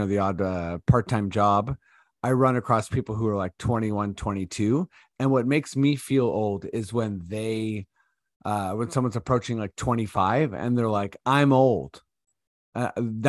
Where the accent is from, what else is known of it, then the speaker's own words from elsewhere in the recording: Toronto, Ontario, Canada; we're both from Toronto.